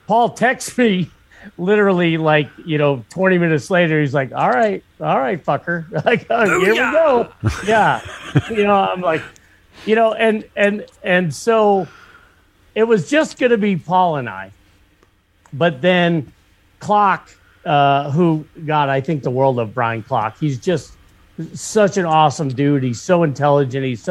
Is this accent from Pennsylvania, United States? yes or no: yes; Meadville, Pennsylvania, United States; I grew up in Northwestern Pennsylvania. I was born in Meadville